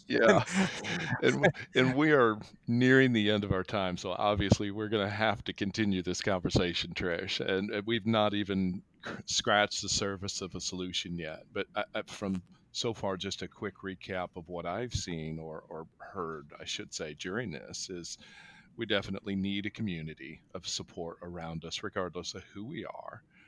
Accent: United States; as an American culture

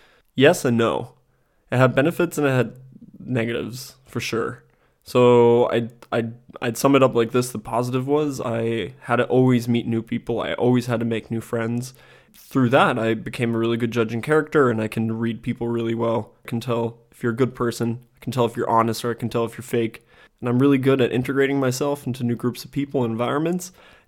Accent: Germany; born there; also born or lived in United States; So I'm half German and I'm half American. That's why I speak fluent English and fluent German. And that's because my mom is American, my dad German, and I was born in Germany and spent the first couple years of my life in Germany.

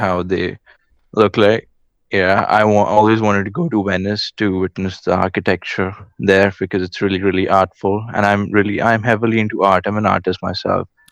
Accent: India; I'm from India

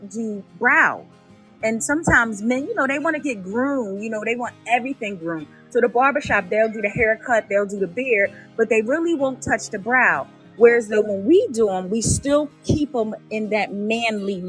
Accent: Philadelphia, Pennsylvania, United States; moved away; I'm originally from Philly.

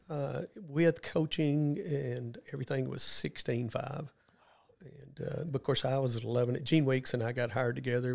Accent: West Memphis, Arkansas, United States; now in Paragould, United States; I grew up in West Memphis, Arkansas

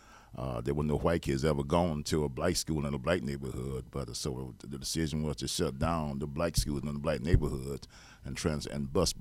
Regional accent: Hobe Sound, Florida, United States; also born or lived in Stuart; Yeah, I was born in Martin County in 1954 here in Stuart. And I was reared in Hope Sound from the age of from that time on until I was 19, 20 years old.

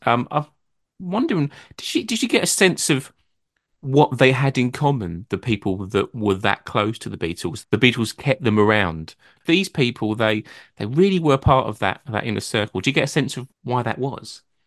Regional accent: Brentwood, East of England, United Kingdom; I'm from Brentwood in Essex, which is not far from London.

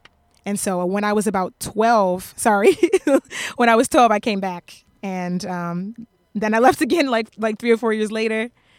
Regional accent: Nashville, Tennessee, United States; also born or lived in Japan; So I tell people I'm from Nashville, but yeah.

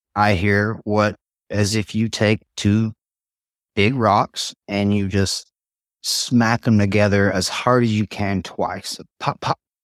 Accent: Tazewell, United States; also born or lived in White River, Indiana; I grew up in Tazewell. very rural area

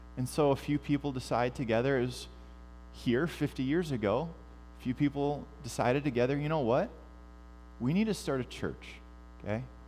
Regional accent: United States; I'm an American. Well, and I'm also a fourth generation immigrant

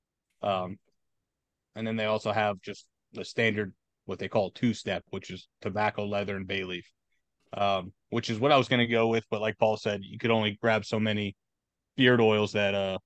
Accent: Tampa, Florida, United States; growing up in Tampa and being a Bucs fan

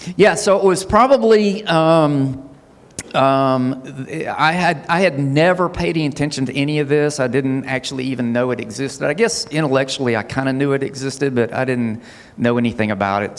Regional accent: Huntsville, Alabama, United States; also born or lived in Hazel Green; we were raised here in Huntsville

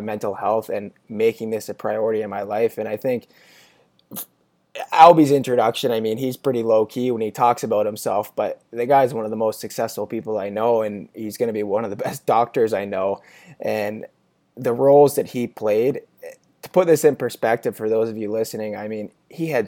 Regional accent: Canada; now in Pittsburgh, United States; It's the Canadian in me

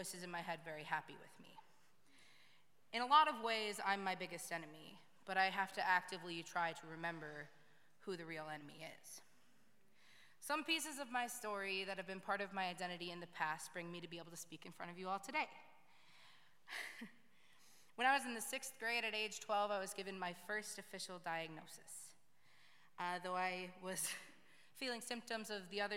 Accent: Hermantown, Minnesota, United States; moved away; I was raised in Hermantown, Minnesota

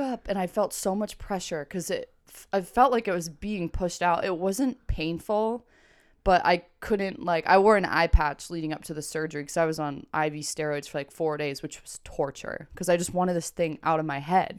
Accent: Granby, United States; I grew up in Granby

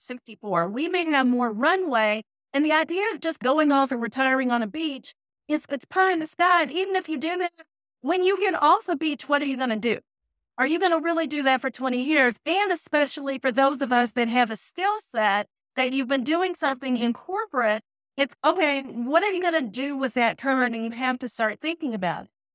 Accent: Louisville, Kentucky, United States; moved away as an adult; also born or lived in Nashville, Tennessee / Detroit, Michigan / Atlanta, Georgia; now in Charlotte, United States; born and raised in Louisville, Kentucky

